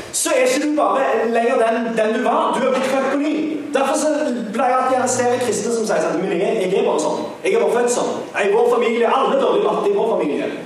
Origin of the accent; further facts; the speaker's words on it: Sandnes, Rogaland, Norway; jeg er fra Sandnes